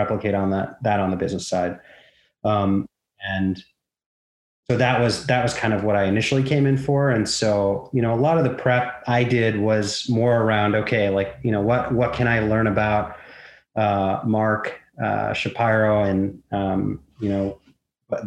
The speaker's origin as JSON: {"language": "English", "town": "Vancouver", "region": "British Columbia", "country": "Canada", "tie": "born or raised there", "said": "I grew up in Vancouver."}